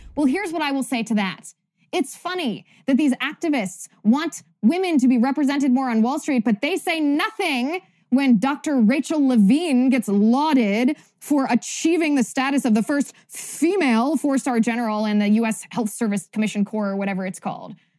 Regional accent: Cincinnati, Ohio, United States; I grew up in Cincinnati

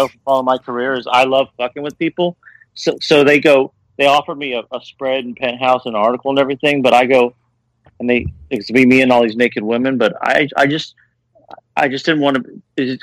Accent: Kentucky, United States; When I was a kid, growing up in Kentucky

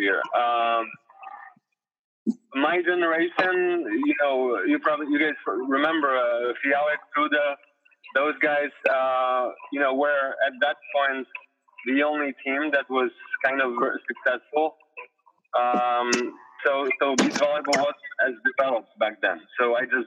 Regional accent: Poland; English is a second language; moved away as an adult; now in Florida, United States; I played in Poland

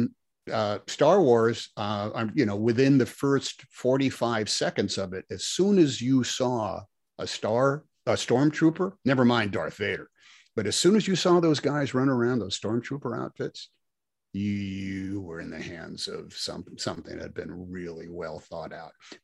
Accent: United States; I'm an American

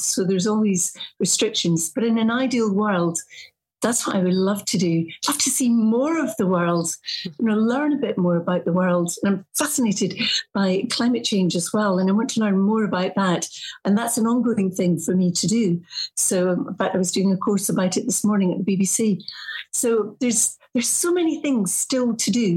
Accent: Morar, Northwest Highlands, Scotland, United Kingdom; moved away; I'm from a wee village called Moder, which is in the Highlands, the Northwest Highlands

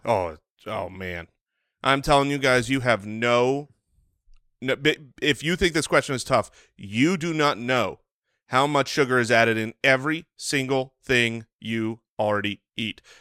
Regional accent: United States; an American who has eaten plenty of bread

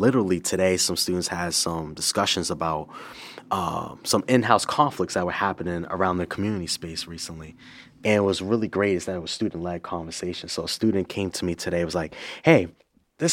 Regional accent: Boston, Massachusetts, United States; Born and raised in Boston, Massachusetts

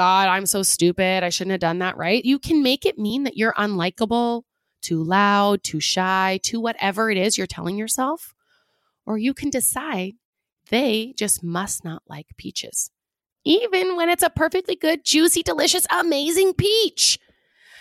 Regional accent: Pacific Northwest, United States; I'm from the Pacific Northwest

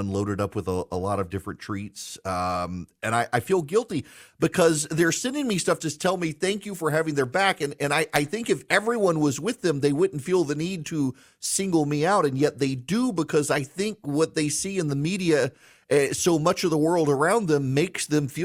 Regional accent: United States; I'm an American who believes in America

